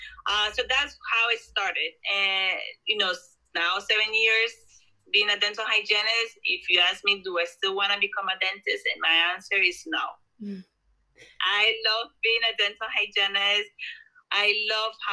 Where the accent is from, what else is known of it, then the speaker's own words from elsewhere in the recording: Colombia; now in New Jersey, United States; I was born and raised in Colombia